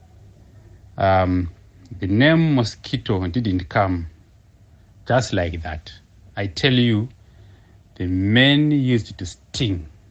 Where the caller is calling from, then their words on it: Cape Town, Western Cape, South Africa; I'm calling from Cape Town.